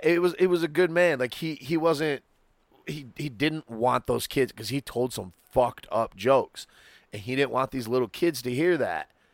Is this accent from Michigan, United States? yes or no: yes; Muskegon, Michigan, United States; my hometown